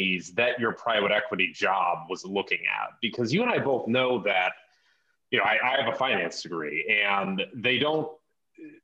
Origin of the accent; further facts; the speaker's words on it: Cleveland, Ohio, United States; my hometown of Cleveland, Ohio